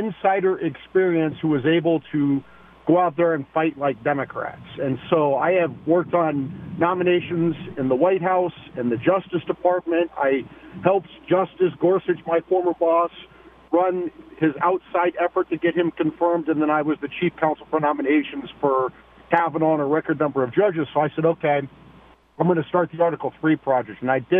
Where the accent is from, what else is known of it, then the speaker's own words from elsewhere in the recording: Des Moines, Iowa, United States; I grew up in Des Moines, Iowa. I went to, I was a bad Catholic kid, and I went to Dowling High School.